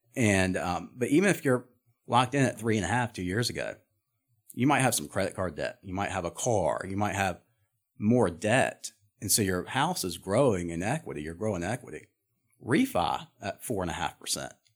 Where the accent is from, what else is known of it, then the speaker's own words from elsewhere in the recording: Charlotte, North Carolina, United States; I'm from Charlotte